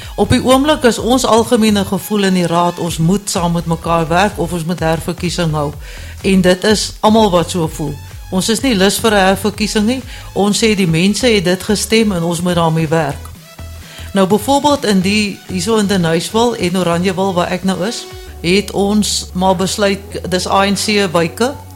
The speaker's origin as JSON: {"language": "Afrikaans", "town": "Cape Town", "region": "Western Cape", "country": "South Africa", "tie": "born or raised there", "also_born_or_lived": "Johannesburg", "moved": "yes", "lives_now": "Deneysville, South Africa", "said": "lank lank gelede as ek in die Kaap gebore."}